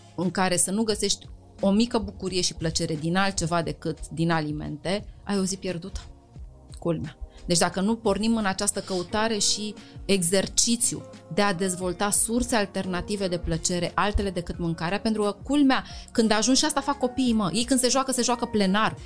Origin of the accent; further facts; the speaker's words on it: Romania; noi ca români